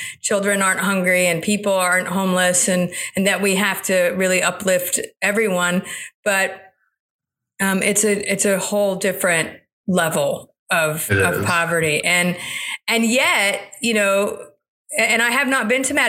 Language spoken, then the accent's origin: English; South Florida, United States; I grew up mostly in South Florida after my family moved to this country